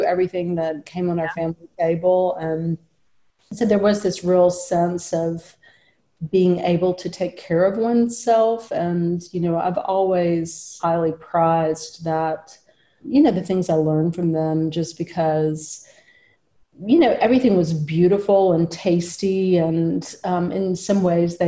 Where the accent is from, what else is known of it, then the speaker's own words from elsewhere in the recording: Florence, Alabama, United States; I live within a few blocks of the house I was raised in and very close to my family. So this is my hometown where I grew up.